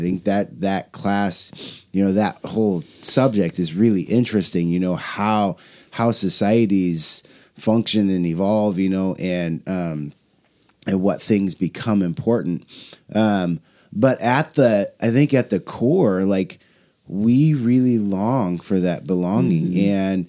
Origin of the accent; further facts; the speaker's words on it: Portland, Oregon, United States; Jennifer, we grew up here in North Portland, you know, in the 90s, 80s and 90s